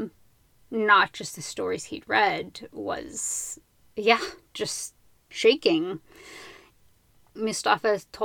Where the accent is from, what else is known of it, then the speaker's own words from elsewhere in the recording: United States; I am from a place that thinks that all of these people don't matter